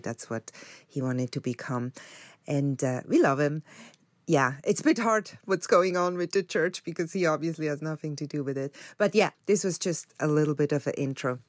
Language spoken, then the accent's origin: English; Switzerland; now in United States; I grew up in Switzerland